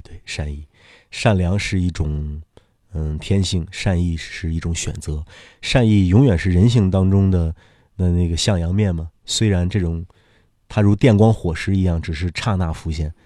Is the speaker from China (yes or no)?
yes; China; 我们中国人